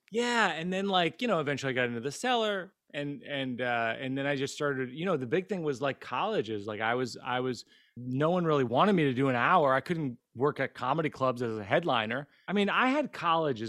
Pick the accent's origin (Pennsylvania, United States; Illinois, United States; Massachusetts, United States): Massachusetts, United States; Central; I grew up in Central Mass, Massachusetts